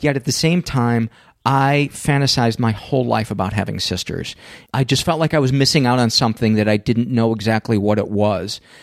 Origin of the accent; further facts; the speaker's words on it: Homewood, Illinois, United States; the high school that I went to, um, it was, it was called Homewood Flossmoor, and I was from Homewood